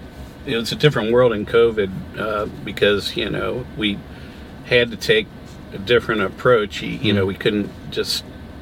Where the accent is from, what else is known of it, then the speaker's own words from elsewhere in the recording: Cincinnati, Ohio, United States; I'm from Cincinnati in the Midwest.